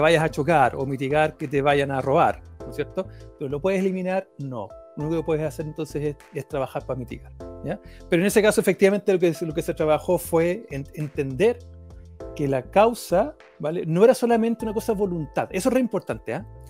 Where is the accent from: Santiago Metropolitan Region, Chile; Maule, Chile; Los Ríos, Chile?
Maule, Chile; Talca; moved away; yo soy de Talca